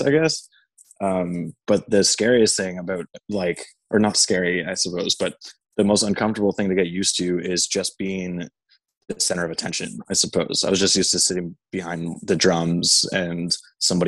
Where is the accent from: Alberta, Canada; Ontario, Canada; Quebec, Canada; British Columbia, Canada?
Ontario, Canada; Tottenham; also born or lived in Alliston, Ontario; an hour and a half northwest of Toronto in a town called Tottenham